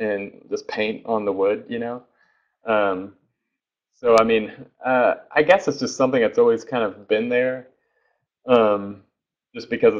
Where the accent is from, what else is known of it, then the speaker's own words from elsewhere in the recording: Oklahoma, United States; I'm from Oklahoma, and especially from prior Oklahoma, this small town.